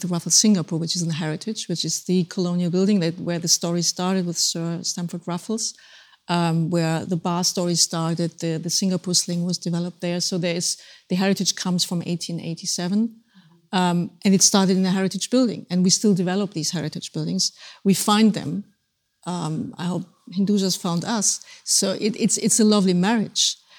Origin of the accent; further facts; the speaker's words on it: Germany; moved away; Germany, my home country